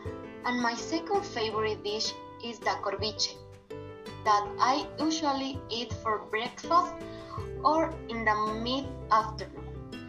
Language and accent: English; Esmeraldas, Ecuador; I'm from Esmeraldas